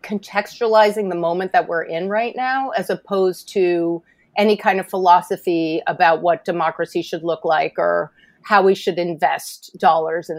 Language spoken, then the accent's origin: English; New York City, New York, United States; I'm a native New York City girl